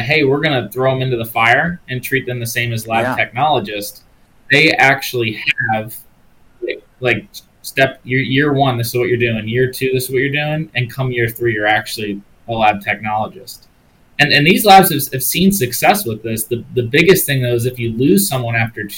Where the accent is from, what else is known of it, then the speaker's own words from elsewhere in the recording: Maryland, United States; my home state of Maryland